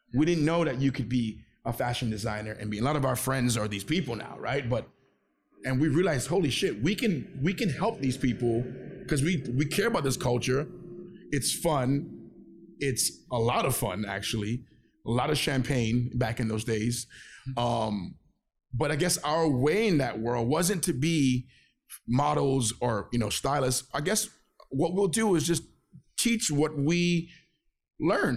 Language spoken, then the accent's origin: English; Venezuela; also born or lived in Flatbush, Brooklyn, New York; now in New York, United States; I was born in Venezuela. I'm Venezuelan.